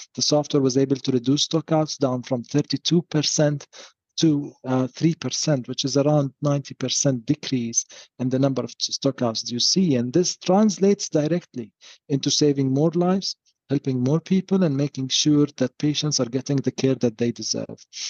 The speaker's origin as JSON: {"language": "English", "country": "Jordan", "moved": "yes", "said": "I come from Jordan"}